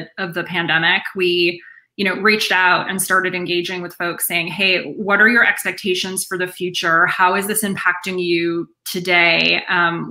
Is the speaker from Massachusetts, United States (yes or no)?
yes; Boston, Massachusetts, United States; I'm from the Boston area